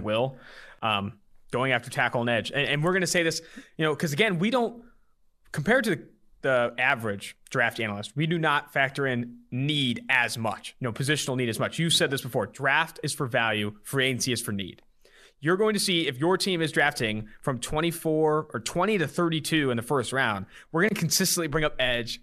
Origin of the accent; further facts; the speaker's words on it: California, United States; also born or lived in Ohio; now in Cincinnati, United States; I'm from, um, California